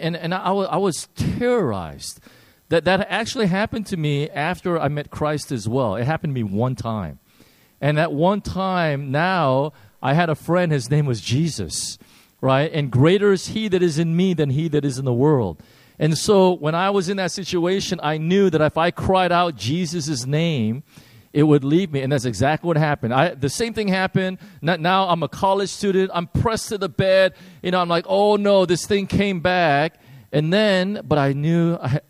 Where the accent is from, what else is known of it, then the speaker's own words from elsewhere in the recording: Chicago, Illinois, United States; I grew up in Chicago